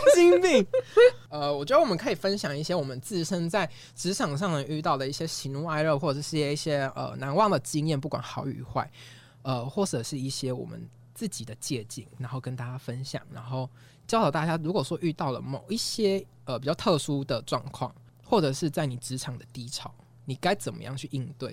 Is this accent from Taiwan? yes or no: yes; southern Taiwan, Taiwan; moved away as an adult; now in Taipei, Taiwan; 我是南部人